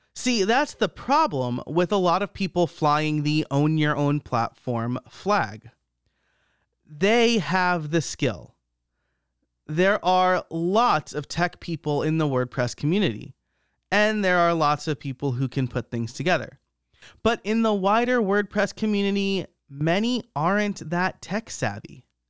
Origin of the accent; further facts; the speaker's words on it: New York, United States; I'm from the Northeast. I grew up in New York